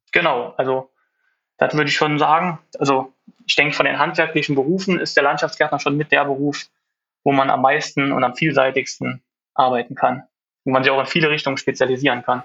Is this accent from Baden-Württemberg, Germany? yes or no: no; Bekond, Rhineland-Palatinate, Germany; bin aus Bekonte in der Nähe von Trier